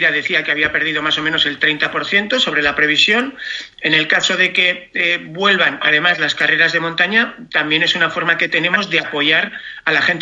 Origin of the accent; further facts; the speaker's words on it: Cercedilla, Community of Madrid, Spain; yo te llamo desde Cercedilla. Claro, mi pueblo vive del turismo.